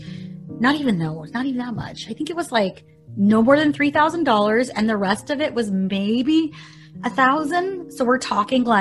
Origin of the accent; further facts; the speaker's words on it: Renton, Washington, United States; also born or lived in Kent, Washington; I am from Kent. I originally was born in Renton, raised half my life there, then moved to Kent, back and forth, actually, with my dad, Renton and back